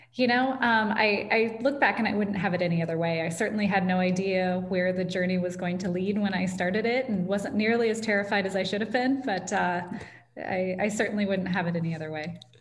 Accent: Ames, Iowa, United States; also born or lived in West Des Moines, Iowa; I'm a lifelong Iowan and I grew up in Ames

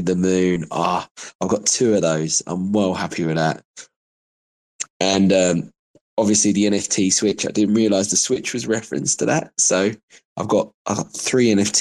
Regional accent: United Kingdom; I'm proper British, bruv, right? I used to have a caravan in Whitstable, which is a seaside town in Kent

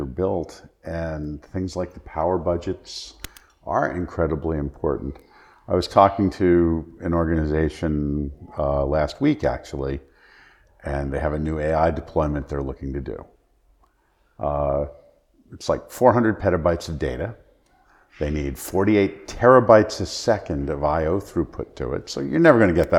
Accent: New Jersey, United States; I grew up in New Jersey

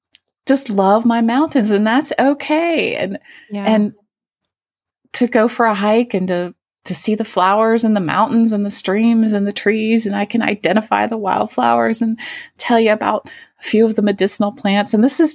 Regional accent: Asheville, North Carolina, United States; from Asheville.

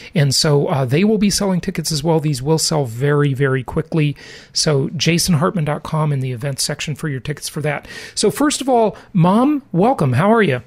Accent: Los Angeles, Orange County, Southern California, United States; moved away; Mom and I grew up in Southern California, in Los Angeles, in Orange County

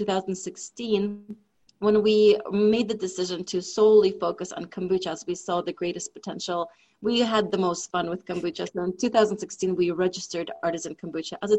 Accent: Russia; moved away; I grew up in Russia

